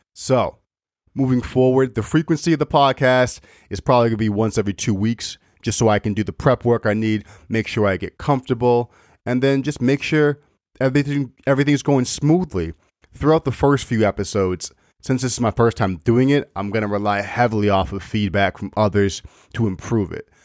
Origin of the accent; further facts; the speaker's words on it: Maine, United States; moved away as an adult; now in Massachusetts, United States; I, I grew up in Maine, was there for twenty-five or twenty-six years of my life, and now I moved down to Mass